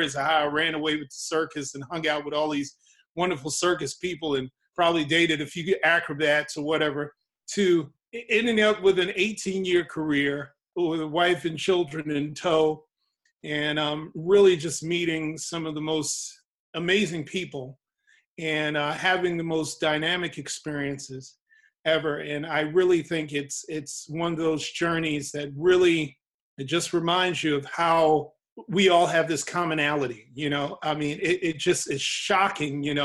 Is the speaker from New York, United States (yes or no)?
yes; New York City, New York, United States; I'm a very fortunate New York native, born and bred in New York City. I'm a Harlemite